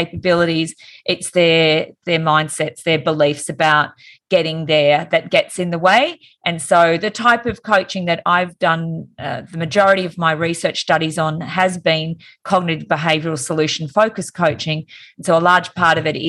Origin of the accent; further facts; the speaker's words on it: Wollongong, New South Wales, Australia; moved away as an adult; now in Sydney, Australia; I moved from Wollongong, which was my hometown, and moved to Sydney